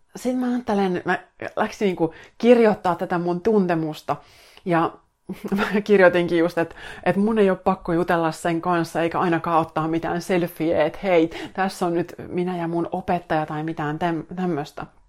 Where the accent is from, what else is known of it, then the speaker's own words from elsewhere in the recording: Finland; mä tuun Suomesta tänne näin